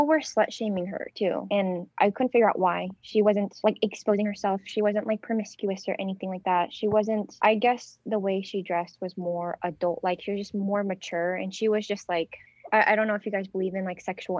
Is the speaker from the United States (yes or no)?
yes; United States; also born or lived in Vietnam; I was born here in America, but then when my mom passed away, we had to go to Vietnam